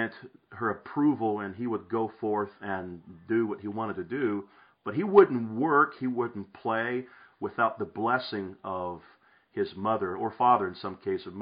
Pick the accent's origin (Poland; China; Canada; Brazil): Brazil; moved away; When I was a child growing up in Brazil, I grew up in an evangelical home